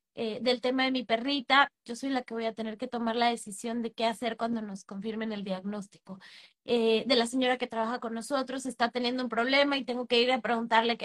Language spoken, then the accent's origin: Spanish; Mexico; moved away as an adult; now in Panama